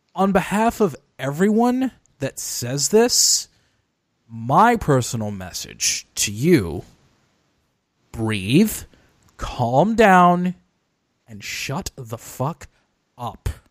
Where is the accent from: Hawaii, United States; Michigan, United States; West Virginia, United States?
Michigan, United States; Detroit; my hometown of Detroit